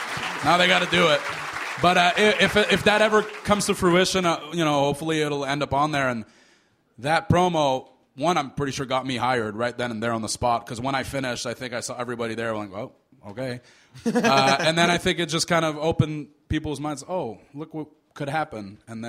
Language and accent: English; Canada; because we're both Canadian